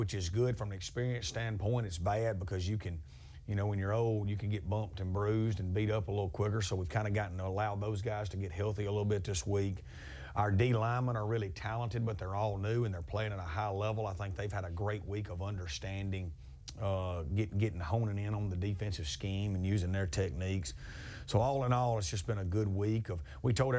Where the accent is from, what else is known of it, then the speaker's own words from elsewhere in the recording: Amory, Mississippi, United States; We were black and gold growing up in Amory